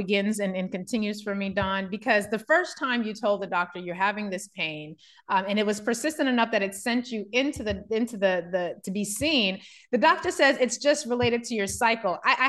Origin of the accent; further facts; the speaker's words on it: Germany; I grew up in Germany, or spent most of my childhood in Germany, and having access to free healthcare is something I've long forgotten the benefits of.